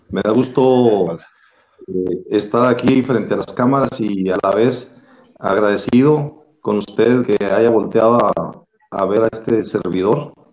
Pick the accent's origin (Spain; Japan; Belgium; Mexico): Mexico; Cuauhtémoc, Chihuahua; also born or lived in Río Palacio; yo soy oriundo de Río Palacio, Chihuahua. De jovencito me, llevaron mis padres a vivir a Cuauhtémoc.